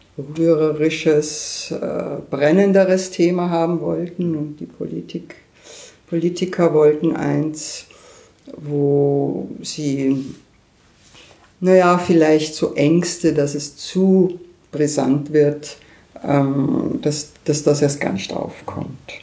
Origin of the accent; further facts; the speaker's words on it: Austria; now in Berlin, Germany; als Österreicherin